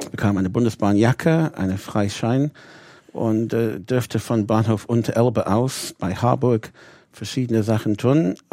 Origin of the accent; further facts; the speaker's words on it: Bradford, Yorkshire and the Humber, United Kingdom; German is a second language; Ich bin Engländer. In Bradford, wie gesagt, Yorkshire, das ist 200 Meilen nördlich von London.